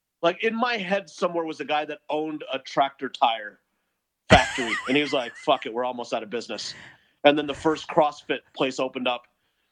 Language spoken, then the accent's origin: English; India; As an Indian, you would think I would know what Tiger Bomb was, but I didn't.